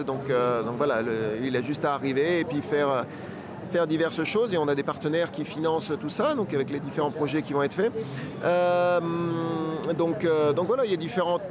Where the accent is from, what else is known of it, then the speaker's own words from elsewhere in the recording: France; je suis français